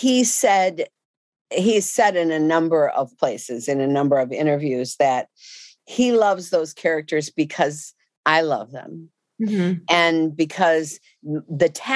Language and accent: English; Chicago, Illinois, United States; I grew up in Chicago, on the west side of Chicago